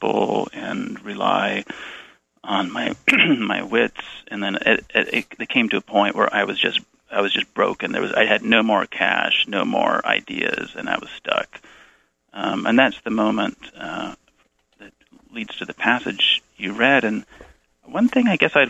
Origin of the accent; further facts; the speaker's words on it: Bay Area, California, United States; moved away as an adult; I grew up in the Bay Area